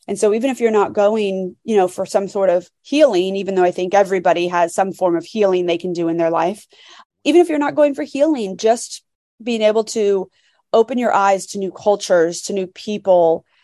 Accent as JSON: {"language": "English", "region": "Florida", "country": "United States", "said": "so I'm from Florida"}